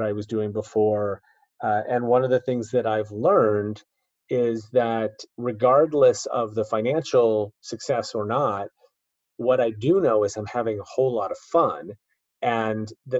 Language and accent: English; Chicago, Illinois, United States; moved away as an adult; also born or lived in East Coast; my hometown of Chicago